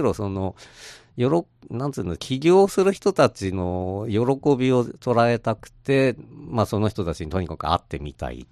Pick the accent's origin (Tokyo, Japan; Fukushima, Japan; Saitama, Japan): Tokyo, Japan; その私東京の人間なんですけども